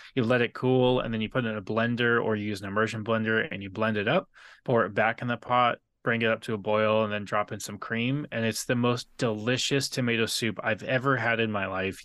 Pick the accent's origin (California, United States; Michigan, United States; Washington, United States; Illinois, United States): California, United States; San Diego; I grew up in Terre Santa